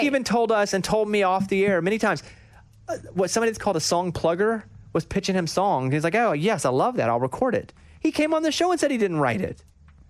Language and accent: English; Mount Pine, Arkansas, United States; I grew up in Mount Pine, Arkansas. I didn't know anybody.